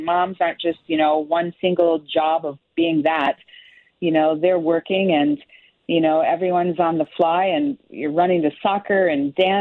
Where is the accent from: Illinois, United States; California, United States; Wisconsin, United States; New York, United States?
Illinois, United States; Chicago; I grew up in Chicago area and farmland